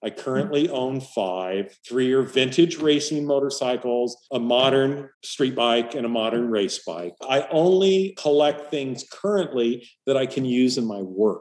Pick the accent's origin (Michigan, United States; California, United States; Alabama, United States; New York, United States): California, United States; Hemet; moved away as an adult; also born or lived in San Diego, California / Orlando, Florida; I grew up in Southern California, an only child